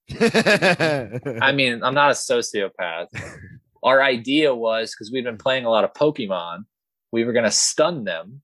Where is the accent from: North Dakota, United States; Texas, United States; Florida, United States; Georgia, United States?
Florida, United States; Middleburg; I grew up in Middleburg, Florida